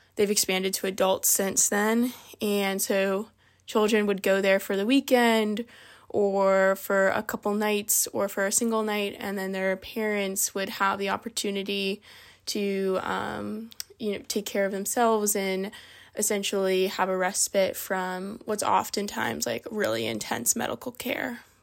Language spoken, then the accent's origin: English; Reston, Virginia, United States; moved away as an adult; also born or lived in Vienna, Virginia / California; now in Bethel, United States; I'm from Vienna, Virginia, but I really grew up in Reston, Virginia